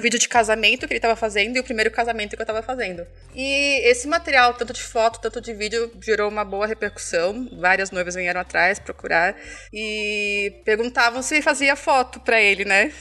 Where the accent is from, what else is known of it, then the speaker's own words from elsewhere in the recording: Taboão da Serra, São Paulo, Brazil; aqui do Taboão da Serra